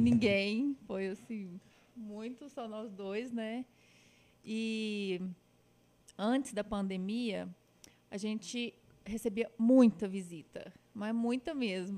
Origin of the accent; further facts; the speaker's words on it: Patos de Minas, Minas Gerais, Brazil; also born or lived in Uberlândia; Eu sou nascida em Uberlândia, mas mudei de lá muito novinha. E meus pais moram hoje em Patos de Minas. Eu morei uns 10 anos